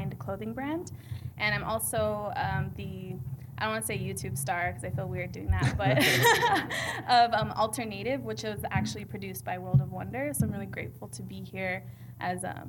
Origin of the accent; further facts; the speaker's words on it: Montana, United States; moved away as an adult; now in Los Angeles, United States; I grew up on a reservation in Montana my whole life and moved to Los Angeles at 18